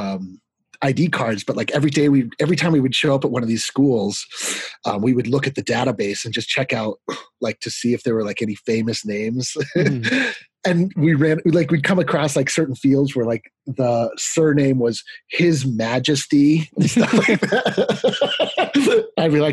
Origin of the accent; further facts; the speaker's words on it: Fort Collins, Colorado, United States; now in Denver, United States; I grew up in Fort Collins, as we mentioned. I went to Bennett Elementary